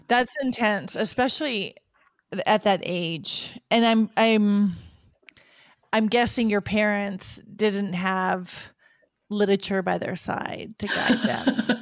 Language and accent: English; United States; moved away; I'm from an American background